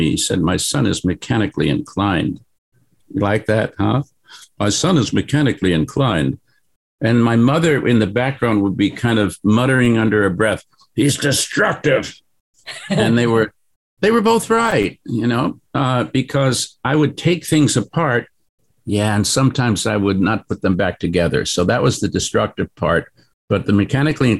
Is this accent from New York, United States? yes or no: yes; New York City, New York, United States; moved away as an adult; also born or lived in Tokyo, Japan; now in San Francisco, United States; I grew up in New York